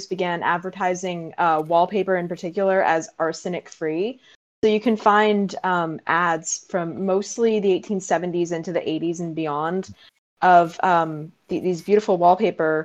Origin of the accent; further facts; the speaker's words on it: Boston, Massachusetts, United States; right here in my hometown